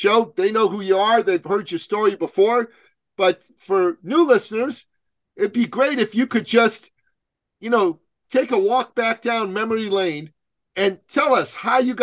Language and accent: English; Tehran, Tehran Province, Iran; now in Canada; I'm from Tehran, Iran. That's where I was born.